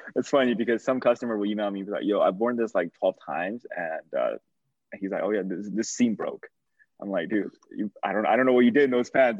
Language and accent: English; China; moved away; I grew up in China